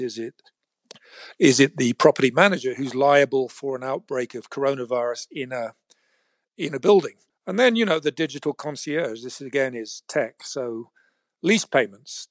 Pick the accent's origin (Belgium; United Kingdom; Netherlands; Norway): United Kingdom; England; moved away as an adult; now in San Francisco, United States; I was raised in England as a, what they called a chartered surveyor